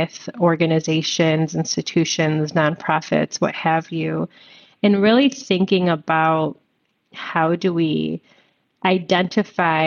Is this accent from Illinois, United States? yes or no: yes; Chicago, Illinois, United States; I'm born and raised in Chicago